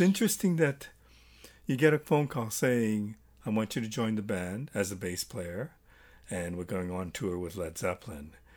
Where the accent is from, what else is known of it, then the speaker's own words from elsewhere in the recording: Toronto, Ontario, Canada; I'm from Toronto, Canada